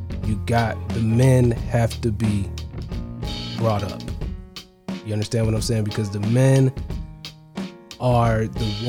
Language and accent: English; Ohio, United States; now in Georgia, United States; I'm in Georgia. I'm from Ohio originally.